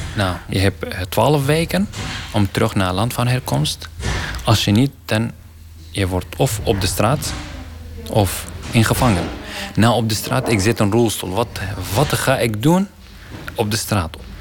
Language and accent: Dutch; Iraqi Kurdistan, Kurdistan Region, Iraq; Dutch is a second language; now in Ter Apel, Netherlands; Ik ben uh, eh, …, Irakese afkomst